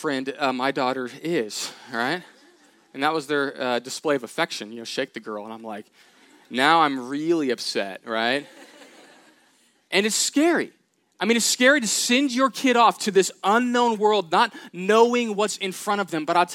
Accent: Katy, Texas, United States; I grew up in Houston, Texas, Katy, outside of that area

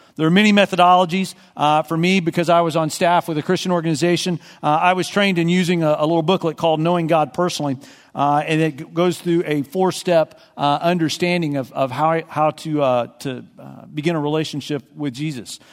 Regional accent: Texas, United States; I grew up in Texas

